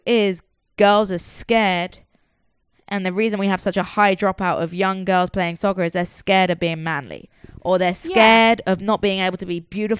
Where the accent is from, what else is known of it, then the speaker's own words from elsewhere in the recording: England, United Kingdom; moved away; growing up in England